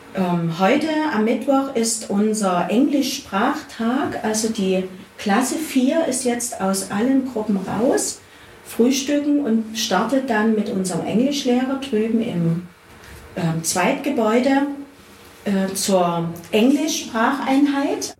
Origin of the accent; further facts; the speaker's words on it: Dresden, Saxony, Germany; moved away as an adult; now in Zittau, Germany; Ich stamme selber aus Dresden, bin also aus der Großstadt